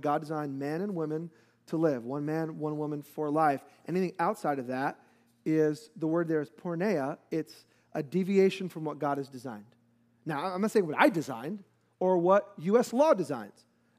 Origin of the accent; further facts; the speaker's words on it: New York, United States; And so I will never forget hot growing up in New York, hot and humid